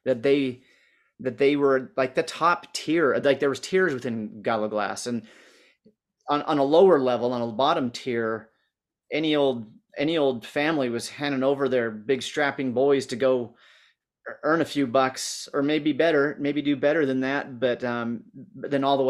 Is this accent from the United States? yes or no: yes; United States; also born or lived in northern Utah; now in Utah, United States; my hometown is not in this valley. It's in just over this mountain range and then a little farther north, but I can see the peaks from here that I saw going to high school.